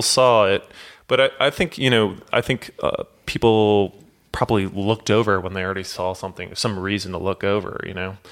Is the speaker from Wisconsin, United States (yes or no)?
no; St. Louis, Missouri, United States; I grew up in St. Louis